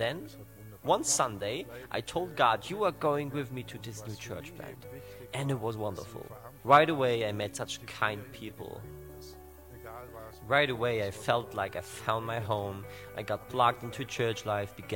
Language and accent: English; Bregenz, Vorarlberg, Austria; about 20 miles away from my hometown of Bregenz